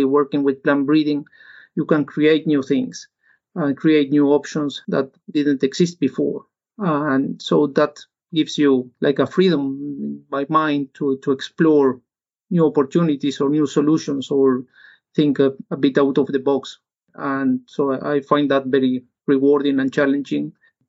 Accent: Uruguay; English is a second language; I am from Uruguay, and in Uruguay, agriculture and livestock is our main source of income for the country, and it's very important.

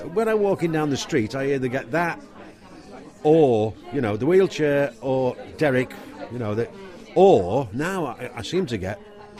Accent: Liverpool, North West England, United Kingdom; accent: Scouse; I'm a Scouser, so that's my voice as well.

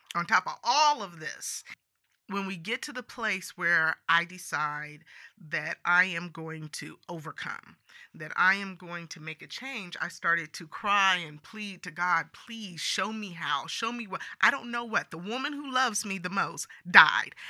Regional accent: San Joaquin Valley, California, United States; I grew up in California, um, and I grew up in the San Joaquin Valley

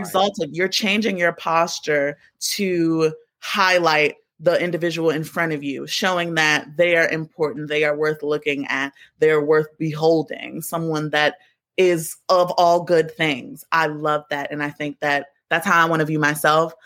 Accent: Baltimore, Maryland, United States; moved away; also born or lived in New York; I'm from Baltimore, both of my parents are from uptown New York

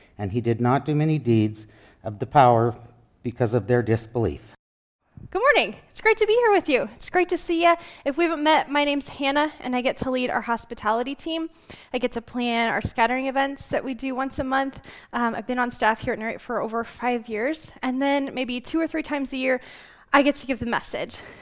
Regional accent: Glendive, Montana, United States; moved away; I was born and raised in Glendive, in eastern Montana

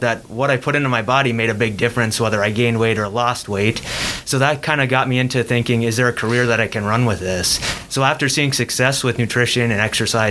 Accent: Iron Mountain, Michigan, United States; moved away as an adult; also born or lived in Kingsford, Michigan; now in Green Bay, United States; I grew up in Iron Mountain, Michigan

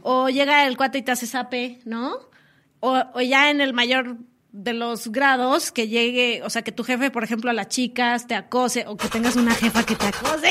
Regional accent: Chilango, Mexico City, Mexico; dicen por ahí que somos chilangas

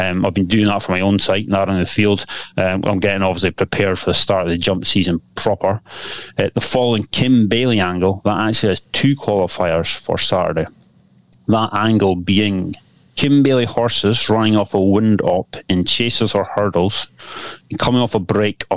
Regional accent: Scotland, United Kingdom; I can say that as a Scotsman

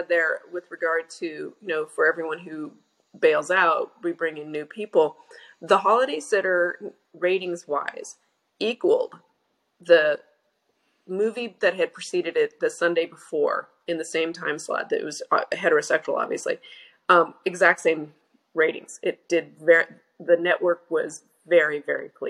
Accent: Oklahoma, United States; I grew up in Oklahoma

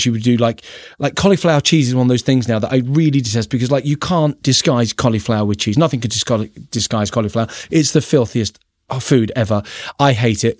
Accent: London, United Kingdom; accent: Cockney; moved away; I'm from Peckham, South East London

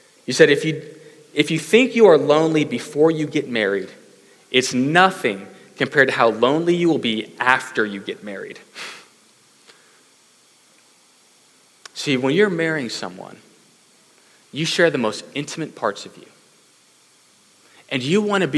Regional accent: Katy, Texas, United States; I grew up in Katy, but not the farming Katy, the other one

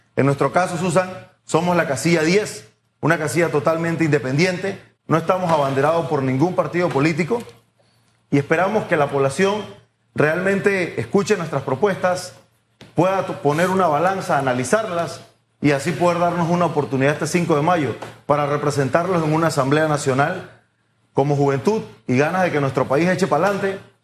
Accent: Panama; como productores panameños

